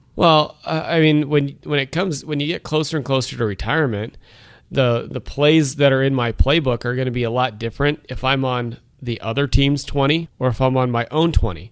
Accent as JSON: {"language": "English", "region": "Wyoming", "country": "United States", "tie": "born or raised there", "also_born_or_lived": "Rhode Island", "said": "growing up in Wyoming"}